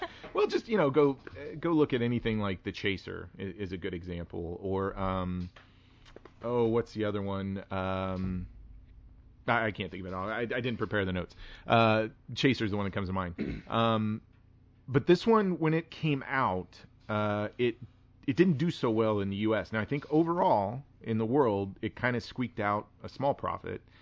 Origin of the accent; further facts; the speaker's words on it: Wichita, Kansas, United States; I grew up in Wichita, Kansas